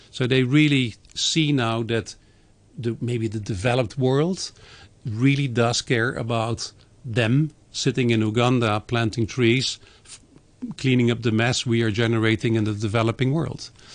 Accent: Netherlands; moved away; my home country, in the Netherlands

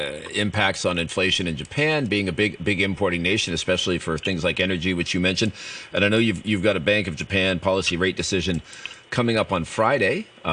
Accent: Canada; now in Hong Kong; I'm originally from Canada.

